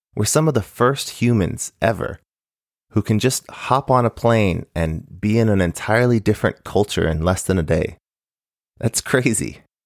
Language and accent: English; United States; also born or lived in Japan; growing up in the U S